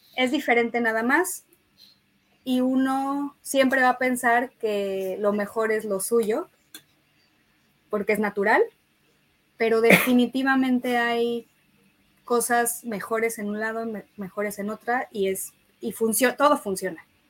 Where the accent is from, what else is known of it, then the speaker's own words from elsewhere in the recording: Mexico; De México